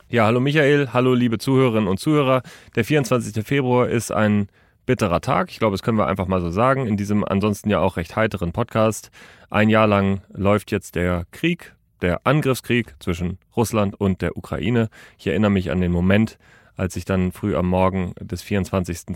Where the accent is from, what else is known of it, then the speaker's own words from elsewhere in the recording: Germany; bei uns in Deutschland